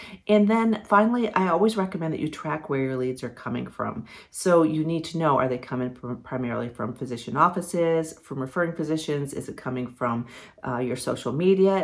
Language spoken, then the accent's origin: English; Ohio, United States; moved away as an adult; now in Virginia, United States; I grew up on Lake Erie, up in Ohio